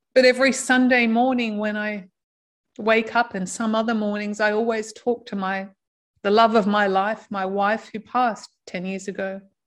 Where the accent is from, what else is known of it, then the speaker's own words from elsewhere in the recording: Australia; moved away; I'm from Australia.